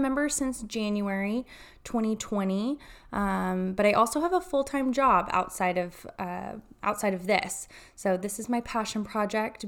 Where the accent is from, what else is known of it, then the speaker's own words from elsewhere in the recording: Chattanooga, Tennessee, United States; also born or lived in Texas; now in Austin, United States; I'm from Chattanooga, Tennessee.